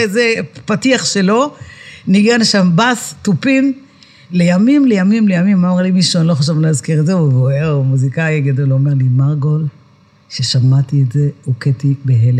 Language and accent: Hebrew; Netanya, Central District, Israel; אני נולדתי בשכונת עמידר בנתניה, זו שכונת מהגרים